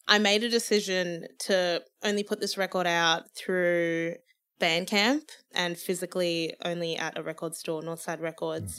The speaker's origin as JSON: {"language": "English", "country": "Zimbabwe", "moved": "yes", "said": "I can be proud of being from Zimbabwe. I wanna sing in my native language"}